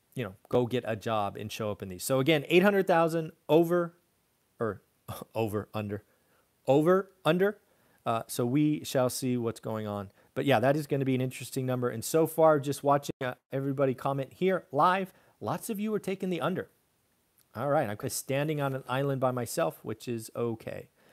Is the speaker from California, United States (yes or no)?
yes; California, United States; my home state of California